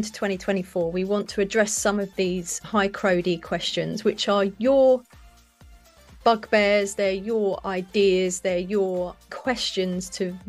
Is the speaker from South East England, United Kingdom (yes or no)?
yes; Brighton, South East England, United Kingdom; Brighton is my hometown down on the coast